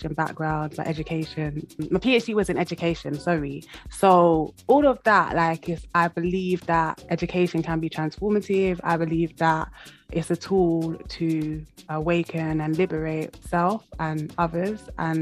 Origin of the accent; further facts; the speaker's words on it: London, United Kingdom; moved away as an adult; now in Wales, United Kingdom; being now physically in Wales, because I'm from London originally